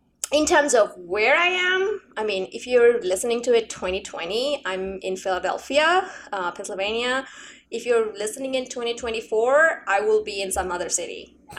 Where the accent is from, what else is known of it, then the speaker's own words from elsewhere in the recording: Bangladesh; I'm actually originally from Bangladesh. And I think we got the same version of things, maybe one in English and one in Bangla. Things were not very good back home.